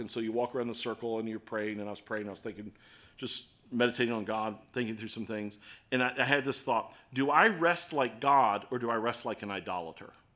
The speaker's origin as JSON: {"language": "English", "town": "Baltimore", "region": "Maryland", "country": "United States", "accent": "Baltimore", "said": "my Baltimore accent"}